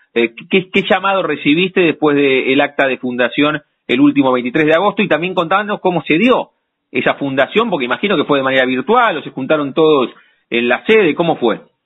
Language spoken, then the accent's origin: Spanish; La Plata, Buenos Aires Province, Argentina; de no haber nacido en la ciudad de La Plata, que somos súper platenses nosotros